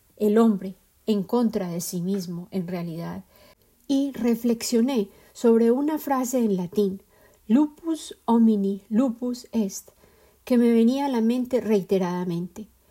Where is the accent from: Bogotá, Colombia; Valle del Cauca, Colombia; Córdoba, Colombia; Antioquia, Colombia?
Antioquia, Colombia; Medellín; En Colombia, y en particular en mi ciudad de origen, Medellín